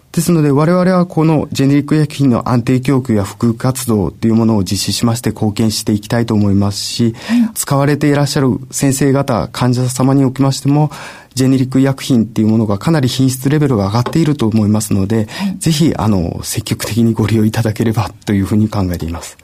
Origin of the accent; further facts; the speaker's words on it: Yamaguchi, Japan; moved away as an adult; 山口県に帰る、地元に帰る